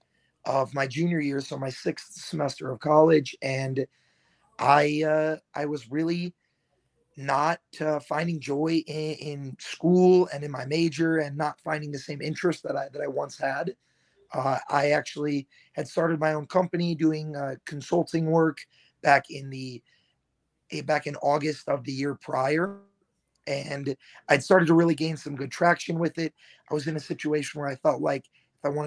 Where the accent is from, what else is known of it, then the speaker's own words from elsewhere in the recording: Naperville, Illinois, United States; also born or lived in DeKalb, Illinois; now in Madison, United States; I grew up outside of Chicago in like Naperville, Downers Grove area